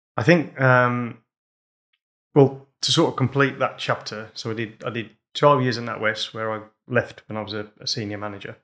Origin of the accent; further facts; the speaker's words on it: Wolverhampton, West Midlands, United Kingdom; we grew up in pubs, so when I was two weeks old, uh, we moved into our first pub in Wolverhampton